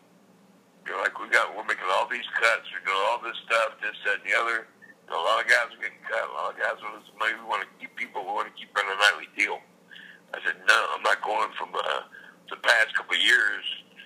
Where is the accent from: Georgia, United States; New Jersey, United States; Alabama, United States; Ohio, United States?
Georgia, United States; Savannah; moved away as an adult; also born or lived in Atlanta, Georgia; Savannah, which is my hometown